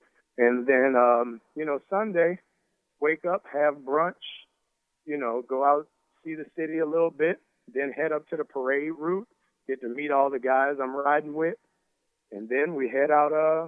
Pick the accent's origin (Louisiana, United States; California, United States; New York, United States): Louisiana, United States; New Orleans; Growing up in New Orleans, you go out to the parades.